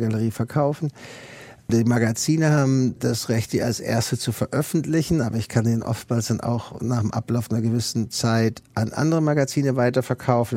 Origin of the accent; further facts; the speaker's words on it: Germany; moved away as an adult; now in United States; ich als Deutscher